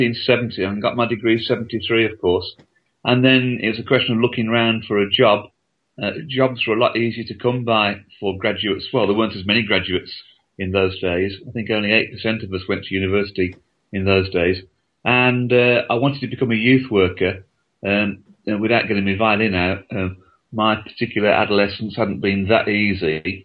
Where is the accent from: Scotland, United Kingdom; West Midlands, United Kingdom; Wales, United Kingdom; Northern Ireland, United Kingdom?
West Midlands, United Kingdom; Birmingham; moved away as an adult; also born or lived in Leeds; now in Blackburn, United Kingdom; I was born in Leeds in 1952, and we moved to Birmingham in 1955 for my dad's work, and stayed there really till I went to university in 1970. We used to live on the number 53 bus route in Birmingham